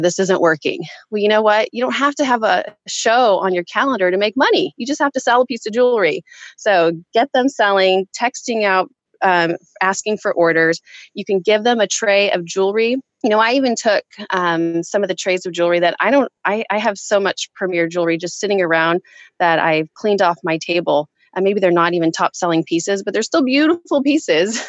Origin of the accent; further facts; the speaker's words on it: Kansas, United States; moved away as an adult; now in San Jose, United States; So we are both actually from Kansas. Kansas. I still think of myself as a Kansas girl at heart, um, even though I've lived in San Jose, California now for half my life